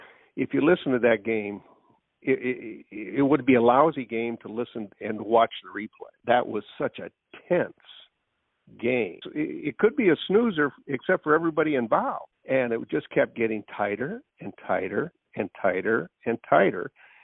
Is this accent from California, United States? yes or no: no; Jefferson, Iowa, United States